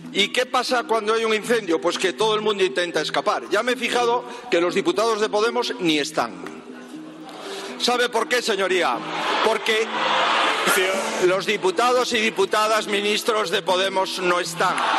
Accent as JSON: {"language": "Spanish", "region": "Galicia", "country": "Spain", "tie": "born or raised there", "said": "Yo soy gallego porque nací en Galicia, que es una parte de España."}